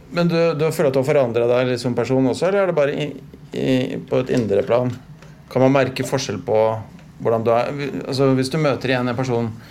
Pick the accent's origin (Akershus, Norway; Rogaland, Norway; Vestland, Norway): Akershus, Norway; Stabekk; når vi vokste opp på Stabik